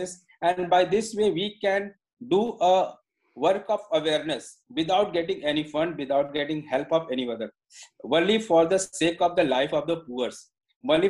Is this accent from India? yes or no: yes; India; English is a second language; I am an Indian, maybe little bit I am not good enough English as you are